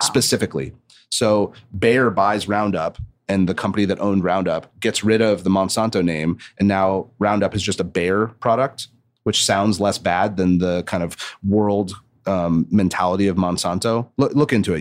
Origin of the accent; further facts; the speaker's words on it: Santa Barbara, California, United States; I grew up in Santa Barbara